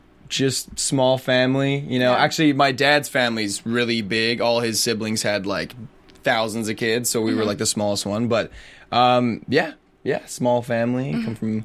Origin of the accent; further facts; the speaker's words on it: Canada; I'm from Canada